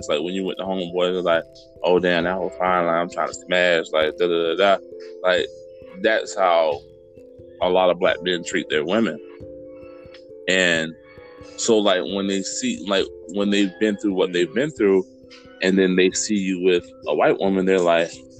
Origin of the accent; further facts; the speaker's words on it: Tampa, Florida, United States; I grew up in West Tampa